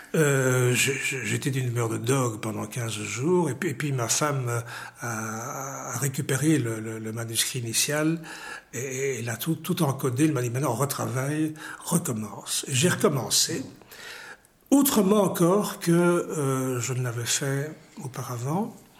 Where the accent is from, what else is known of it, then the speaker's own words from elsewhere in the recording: Ixelles, Brussels-Capital Region, Belgium; also born or lived in Tunisia; je suis né à XL